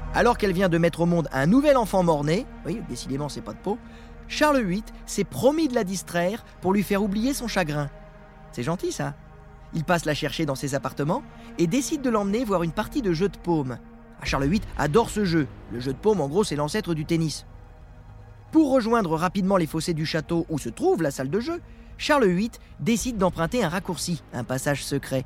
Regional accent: Sablé-sur-Sarthe, Pays de la Loire, France; du côté de chez moi, à Sablé-sur-Sarthe

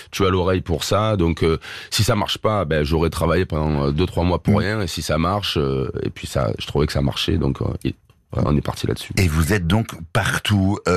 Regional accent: Marseille, Provence-Alpes-Côte d'Azur, France; Bon, moi, je suis marseillais, donc forcément, ah t'entends pas.

